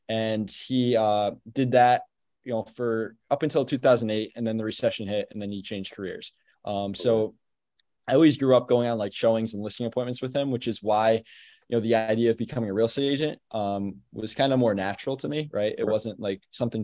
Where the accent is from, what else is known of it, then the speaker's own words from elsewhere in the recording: Albany, New York, United States; I grew up in Albany, New York, which is the capital of New York. I grew up here locally, went to school here